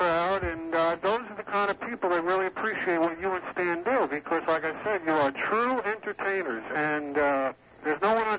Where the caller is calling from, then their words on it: North Miami, Florida, United States; I'm calling from North Miami.